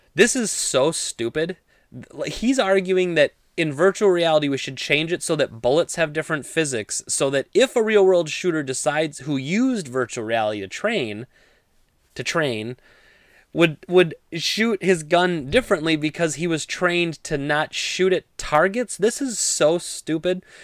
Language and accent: English; Midwest, United States; I grew up in the Midwest